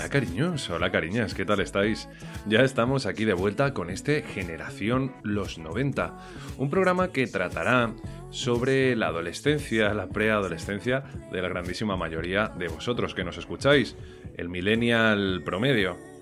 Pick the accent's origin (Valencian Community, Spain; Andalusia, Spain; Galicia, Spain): Valencian Community, Spain; voy a tirar más para mi tierra. Entonces nos vamos a ir a Valencia